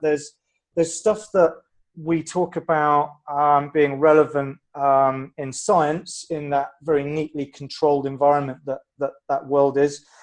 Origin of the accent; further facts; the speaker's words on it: England, United Kingdom; being a Brit, I like talking about the weather